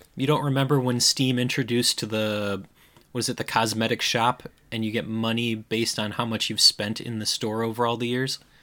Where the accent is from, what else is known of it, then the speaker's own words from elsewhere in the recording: Midwest, United States; accent: Midwestern; my Midwestern accent